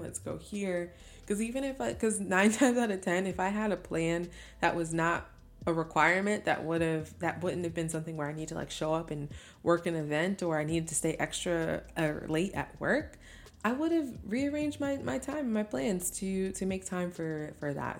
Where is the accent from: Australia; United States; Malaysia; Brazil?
United States; Albany, New York; moved away as an adult; now in Brooklyn, United States; a home is in Albany, New York